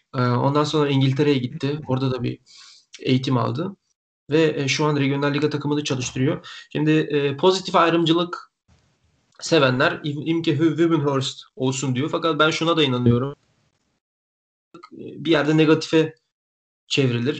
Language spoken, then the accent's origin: Turkish; Bulgaria; ben Bulgaristanlıyım.